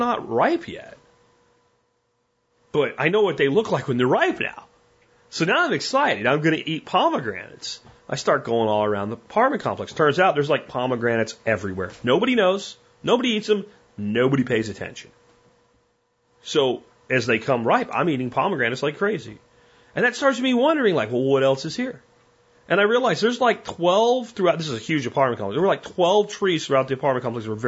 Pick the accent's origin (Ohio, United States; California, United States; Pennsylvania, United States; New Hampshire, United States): Pennsylvania, United States; also born or lived in Florida; I grew up in Florida before we moved to Pennsylvania